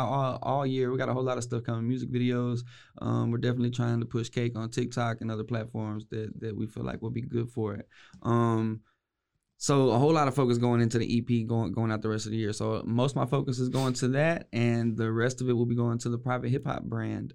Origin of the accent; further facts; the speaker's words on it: West, Texas, United States; I'm from West